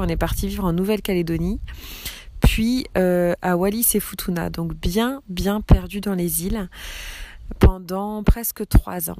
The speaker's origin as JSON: {"language": "French", "region": "Brittany", "country": "France", "also_born_or_lived": "the islands", "said": "j'ai 34 ans, je suis bretonne"}